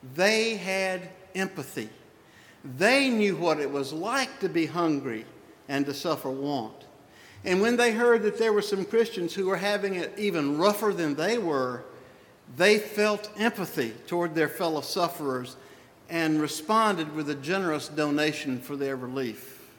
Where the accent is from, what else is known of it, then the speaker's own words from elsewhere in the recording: the Old South, United States; I was raised in the Old South in the 50s, in the 60s